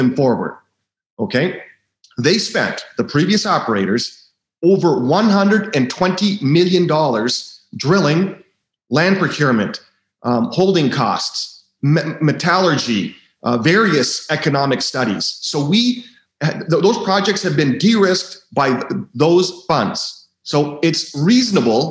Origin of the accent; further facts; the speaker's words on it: Vancouver, British Columbia, Canada; I was born in Vancouver, and it is a world capital of people that speculate in junior mining shares.